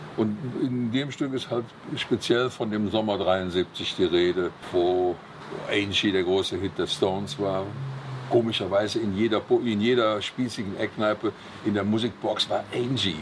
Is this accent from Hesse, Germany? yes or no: no; Cologne, North Rhine-Westphalia, Germany; am Silverins Klösterchen, wo ich geboren bin oder da, wo ich aufgewachsen